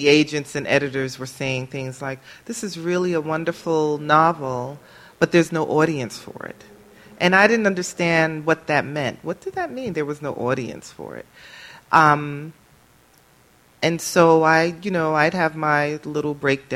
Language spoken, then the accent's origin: English; New York City, New York, United States; Born and raised in Brooklyn, New York, and I still kind of sort of live in Brooklyn